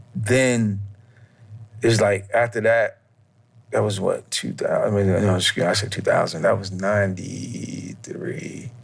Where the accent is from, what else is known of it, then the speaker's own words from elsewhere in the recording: New York, United States; Like, you know, growing up in New York when I was young, I just thought that was it.